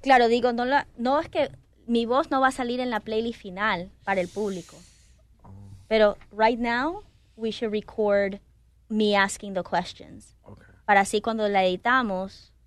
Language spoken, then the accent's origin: Spanish; Ecuador; soy de Ecuador